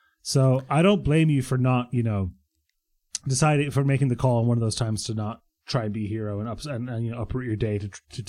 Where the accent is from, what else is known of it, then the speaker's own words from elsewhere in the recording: Croatia; born there; I was born in Croatia, you know, born in Yugoslavia at the time.